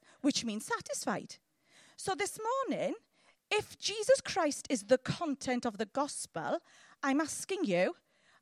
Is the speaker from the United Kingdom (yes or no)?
yes; Llanelli, Wales, United Kingdom; I'm from Llanelli